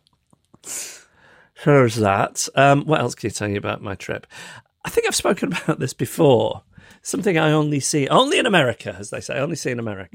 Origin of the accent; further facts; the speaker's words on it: United Kingdom; me as a British person